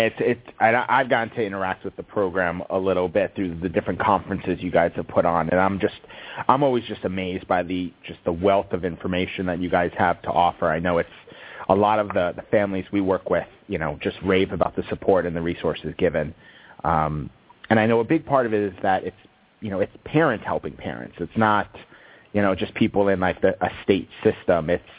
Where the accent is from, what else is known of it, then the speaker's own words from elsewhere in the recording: East Coast, United States; now in California, United States; I'm in California. I grew up on the East Coast.